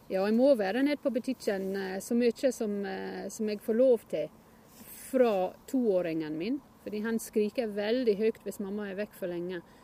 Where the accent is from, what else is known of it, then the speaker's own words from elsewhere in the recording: Northumberland, North East England, United Kingdom; Norwegian is a second language; moved away as an adult; now in Norway; jeg kommer fra Northumberland. Og det er midt imellom Newcastle og Edinburgh på østkysten